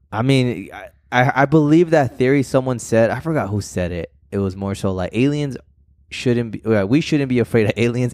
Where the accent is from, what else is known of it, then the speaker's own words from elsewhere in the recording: Arizona, United States; We're just from Arizona